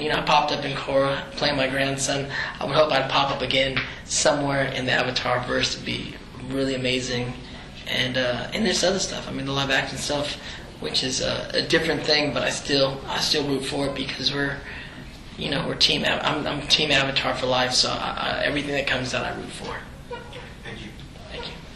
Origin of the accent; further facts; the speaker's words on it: the Bay Area, California, United States; I'm this Filipino kid from the Bay Area, like a little brown boy